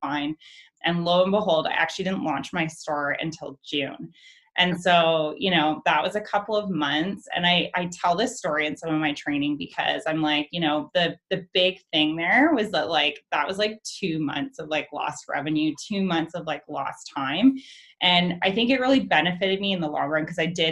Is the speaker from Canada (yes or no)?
yes; London, Ontario, Canada; moved away as an adult; also born or lived in Toronto / Vancouver; I'm from London originally.